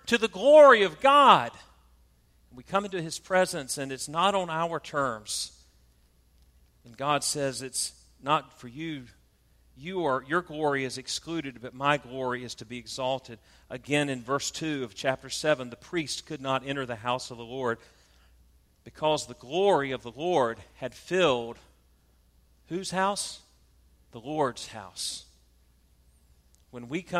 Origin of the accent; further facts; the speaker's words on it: South Georgia, United States; I'm from South Georgia, we call it a pulpit